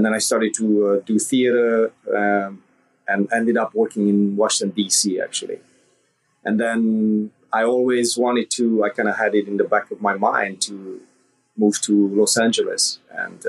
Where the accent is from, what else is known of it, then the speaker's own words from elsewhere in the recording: Transylvania, Romania; moved away as an adult; now in United States; I was born in Romania during communism, and I grew up in the like darkest time of communism in the late 80s